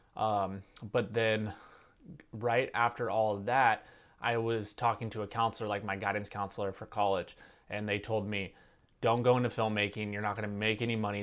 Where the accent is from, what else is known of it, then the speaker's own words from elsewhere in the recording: Santa Cruz, California, United States; my hometown of Santa Cruz